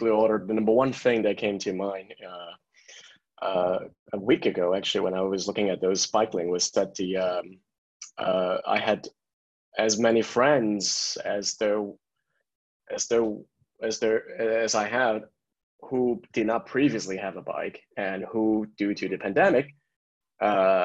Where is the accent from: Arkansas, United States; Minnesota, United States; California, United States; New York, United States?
California, United States; San Francisco; moved away as an adult; now in Paris, France; I am from San Francisco